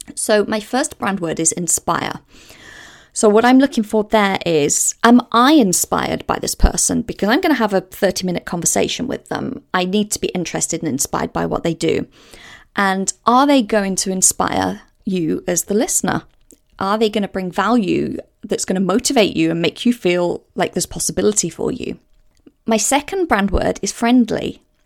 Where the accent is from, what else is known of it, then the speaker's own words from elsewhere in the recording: Walsall, West Midlands, United Kingdom; moved away as an adult; also born or lived in Hale, Cheshire / Bournemouth / Windsor / Southsea, Portsmouth; now in Portsmouth, United Kingdom; I grew up about fifteen miles north of Birmingham in the West Midlands, a place called Walsall. And I lived there until the age of nineteen.